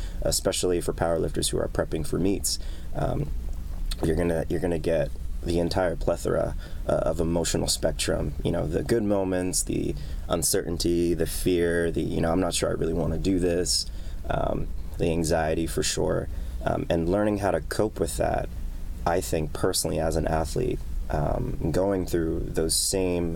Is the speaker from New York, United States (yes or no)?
yes; New York City, New York, United States; also born or lived in Bronx, New York; I was born and raised in New York. Spent a little bit of my childhood in the Bronx, but spent most of my life in Queens, where I still reside.